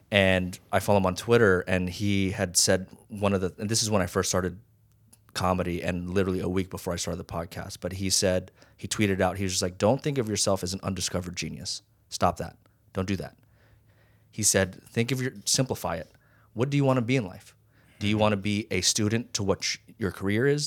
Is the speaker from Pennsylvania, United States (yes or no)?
no; Las Vegas, Nevada, United States; also born or lived in Hawaii; I grew up in Vegas. Well, I went from Hawaii